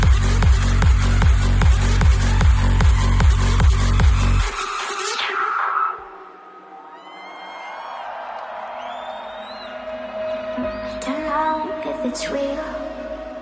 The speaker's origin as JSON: {"language": "English", "town": "Breda", "region": "North Brabant", "country": "Netherlands", "tie": "born or raised there", "said": "my hometown in Breda."}